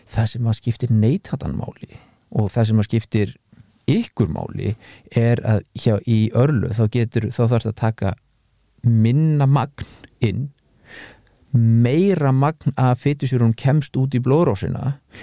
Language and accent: Icelandic; Iceland; við Íslandingar